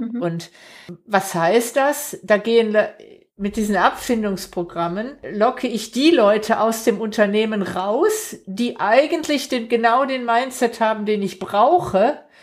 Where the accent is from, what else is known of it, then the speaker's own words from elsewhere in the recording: Stuttgart metropolitan area, Baden-Württemberg, Germany; wir kommen ja beide aus dem Großraum Stuttgart